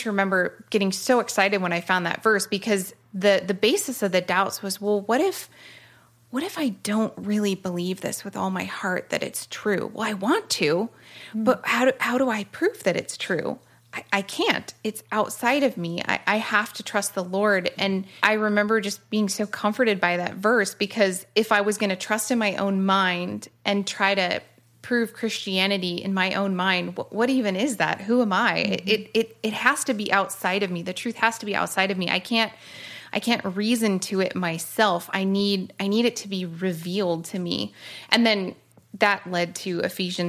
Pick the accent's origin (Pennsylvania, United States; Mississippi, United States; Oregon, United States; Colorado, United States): Oregon, United States; moved away as an adult; also born or lived in California; So I grew up in Oregon, moved to California at 18